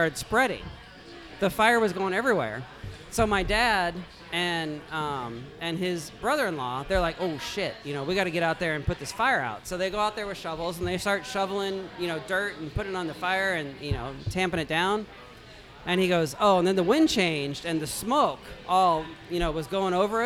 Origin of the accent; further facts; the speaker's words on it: Missouri, United States; moved away; I grew up in Missouri